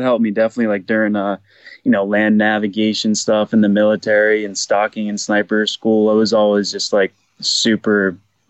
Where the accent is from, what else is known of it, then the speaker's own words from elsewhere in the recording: New Hampshire, United States; also born or lived in Beverly, Massachusetts; now in Ojai, United States; I was born in Beverly, Mass, but raised in New Hampshire